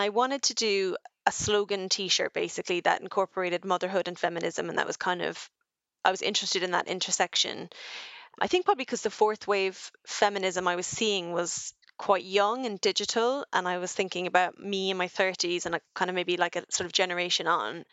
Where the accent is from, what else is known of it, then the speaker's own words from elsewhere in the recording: Ireland; now in United Kingdom; as an Irish woman in the U K